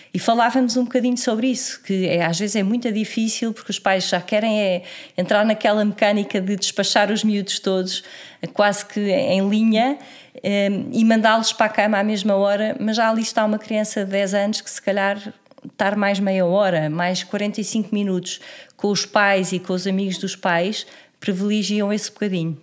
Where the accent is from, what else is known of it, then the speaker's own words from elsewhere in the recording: Lisbon, Portugal; moved away as an adult; also born or lived in Porto / Estoril; eu sou de Lisboa, hum, sempre vivi eh, em Lisboa até aos meus 20 e muitos anos